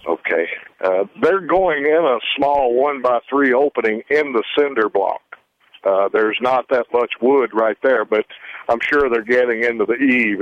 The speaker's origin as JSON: {"language": "English", "town": "Memphis", "region": "Tennessee", "country": "United States", "moved": "yes", "lives_now": "South Dakota, United States", "said": "I'm from Memphis originally"}